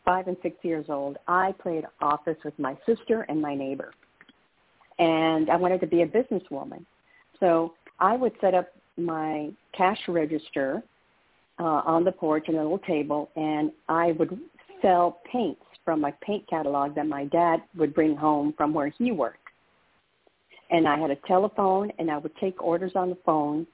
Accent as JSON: {"language": "English", "town": "El Paso", "region": "Texas", "country": "United States", "tie": "born or raised there", "also_born_or_lived": "Dallas, Texas", "moved": "as an adult", "said": "I grew up in El Paso, Texas, and I am one of five and the oldest"}